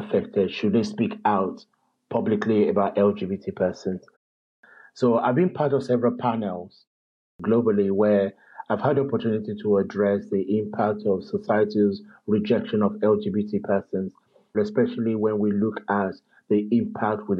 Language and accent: English; Lagos, Nigeria; moved away as an adult; also born or lived in London, United Kingdom; I was born in London, but I was raised in Nigeria, probably from around about age 3.